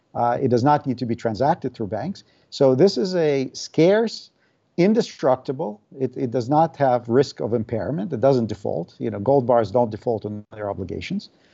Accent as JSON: {"language": "English", "region": "Saint Petersburg", "country": "Russia", "tie": "born or raised there", "second_language": "English", "moved": "as an adult", "lives_now": "United States", "said": "I was born in the Soviet Union and grew up there in St. Petersburg. Uh, emigrated with my family when I was 19."}